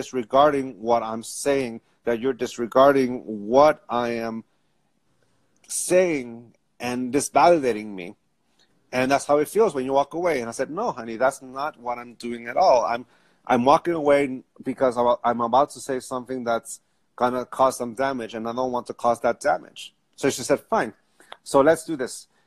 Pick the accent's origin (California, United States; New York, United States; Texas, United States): California, United States; San Diego; I grew up Catholic. I grew up in San Diego